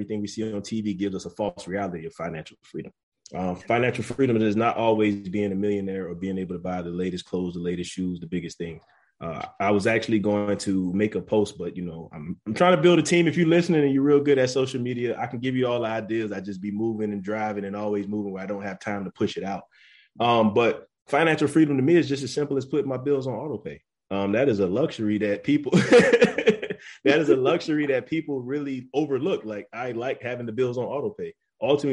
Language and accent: English; Florence, South Carolina, United States; moved away as an adult; I'm originally from Florence, South Carolina. Me and Raven went to school together from Wilson University or Wilson High